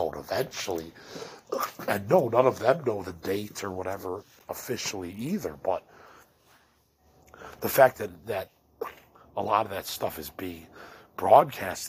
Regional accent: Elmhurst, Illinois, United States; I'm from the Midwest, and I'm from Elmhurst

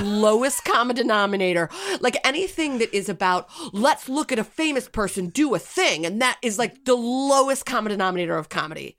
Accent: United States; as an American

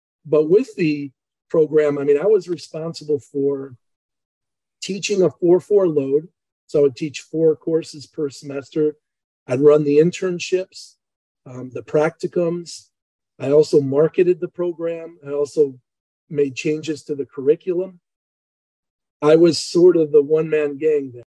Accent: Chicago, Illinois, United States; moved away; also born or lived in Emporia, Kansas; I grew up in Chicago

